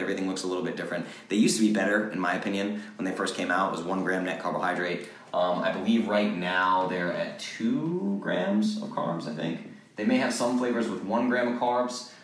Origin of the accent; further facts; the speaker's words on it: Rhode Island, United States; also born or lived in Boston, Massachusetts; now in Nashville, United States; I'm a Boston kid, right? I moved to Nashville from Boston, grew up in Rhode Island